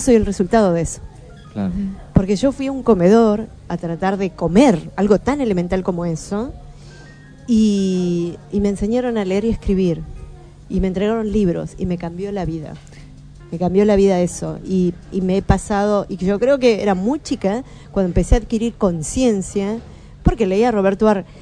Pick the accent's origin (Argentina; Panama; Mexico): Argentina; Bahía Blanca, Buenos Aires Province; first language Spanish; me crié en Bahía Blanca